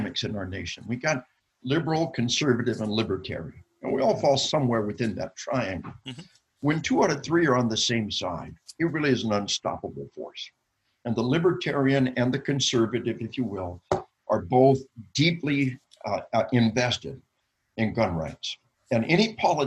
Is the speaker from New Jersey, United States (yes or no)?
no; Arkansas, United States; We are from Arkansas